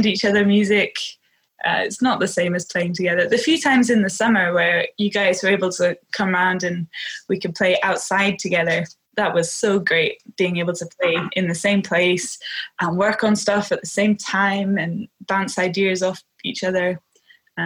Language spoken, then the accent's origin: English; Orkney, Scotland, United Kingdom; I grew up on Chapensey in Orkney. Growing up in Orkney, there's a lot of music around all the time